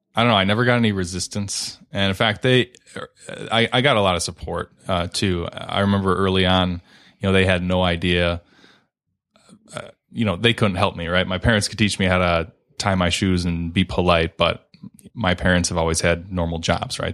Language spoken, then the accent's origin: English; Redford, Michigan, United States; my folks moved to Redford when I was only a few months old, so, um, pretty much Born and raised in Redford, still live there now